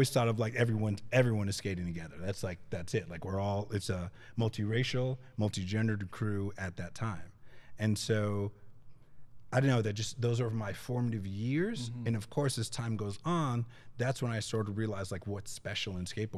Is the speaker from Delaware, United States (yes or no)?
no; Boston, Massachusetts, United States; I'm originally from Massachusetts, and the skate scene that I grew up is in Boston